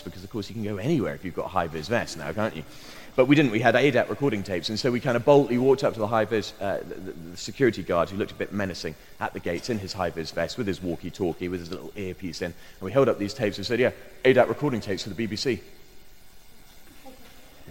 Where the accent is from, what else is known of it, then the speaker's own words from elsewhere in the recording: Bristol, South West England, United Kingdom; my hometown of Bristol